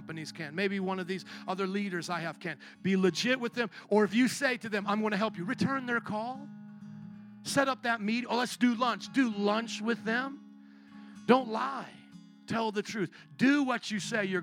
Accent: Missouri, United States; I'm from Missouri, the show me state.

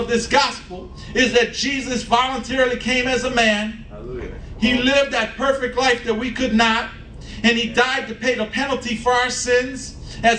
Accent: Chicago, Illinois, United States; I'm a Chicagoan. I was born here, I was raised here, and I'm gonna die here

